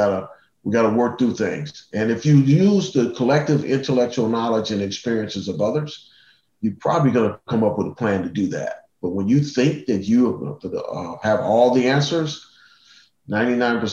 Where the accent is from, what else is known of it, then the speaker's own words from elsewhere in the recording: Cleveland, Ohio, United States; I grew up in Cleveland.